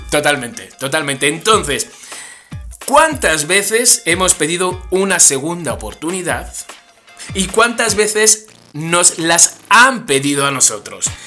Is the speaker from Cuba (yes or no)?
no; Spain; como español que soy